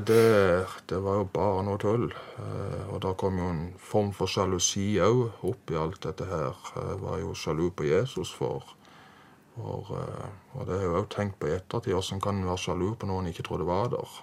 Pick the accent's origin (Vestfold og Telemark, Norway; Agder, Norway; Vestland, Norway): Agder, Norway; Farsund; Jeg er oppvokst i Farsund, eller Spinn, nærmere sagt